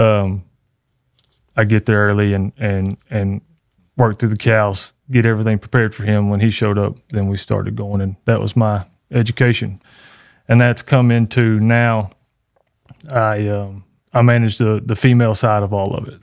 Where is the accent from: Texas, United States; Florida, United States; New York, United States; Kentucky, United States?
Texas, United States; Canton; right here in my hometown